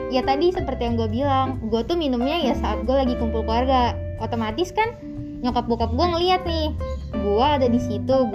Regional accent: North Sumatra, Indonesia; gue nih kan orang Batak ya

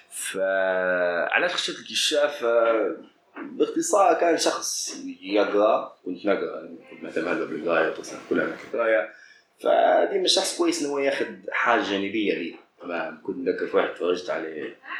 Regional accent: Libya; خلينا نقولوا بالليبي

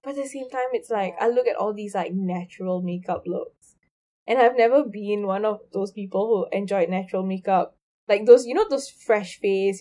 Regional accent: India; I'm Indian

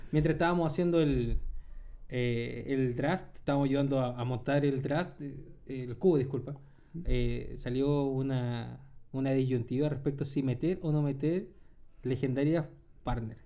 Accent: Chile; el único español que existe es chileno

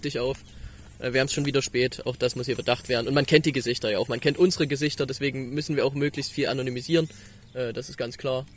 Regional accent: the East, East Germany, Germany; Wir kommen aus dem Osten

